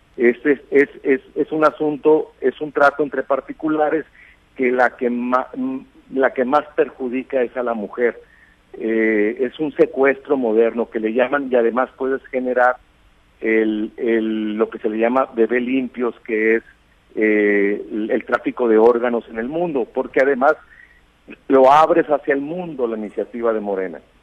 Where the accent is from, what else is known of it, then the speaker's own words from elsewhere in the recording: Sinaloa, Mexico; como sinaloenses y como mexicanos